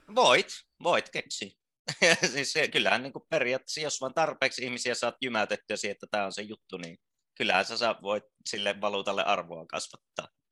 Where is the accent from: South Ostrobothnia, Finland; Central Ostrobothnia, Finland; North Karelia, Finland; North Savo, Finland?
North Karelia, Finland; Joensuu; moved away; Joensuusta on siis, Joensuusta, joo. Paljasjalkainen